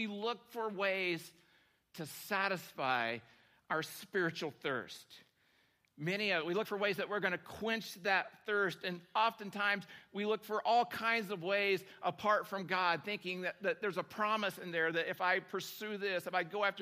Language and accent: English; Oklahoma, United States; moved away; my hometown in Oklahoma